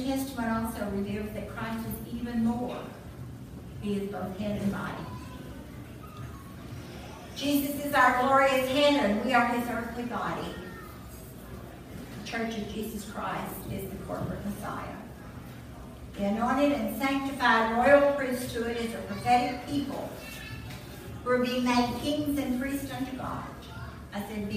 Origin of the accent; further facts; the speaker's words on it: Southeast Missouri, United States; now in Texas, United States; I grew up in Southeast Missouri